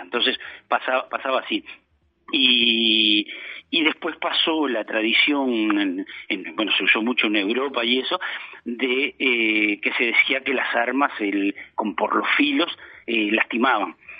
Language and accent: Spanish; Montevideo, Uruguay; moved away as an adult; now in Florida, Uruguay; yo soy de Montevideo, estoy radicado en, en, Florida hace, hace más de 20 años